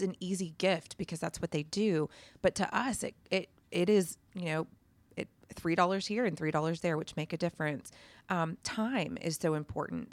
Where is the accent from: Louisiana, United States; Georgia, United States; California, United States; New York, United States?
Georgia, United States; Atlanta; I came from Atlanta